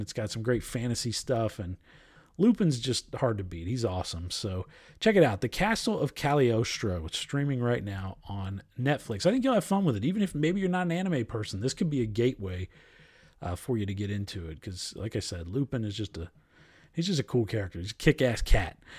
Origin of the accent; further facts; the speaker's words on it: Ohio, United States; I'm a Midwesterner all the way through, lived in Ohio my entire life